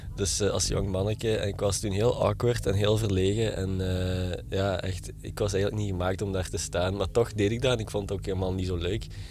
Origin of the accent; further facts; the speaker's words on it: Genk, Flanders, Belgium; accent: light Limburg accent; ik ben geboren in Genk, Limburg zoals je wel kunt horen in mijn, eh, mijn eh, vrij licht accent.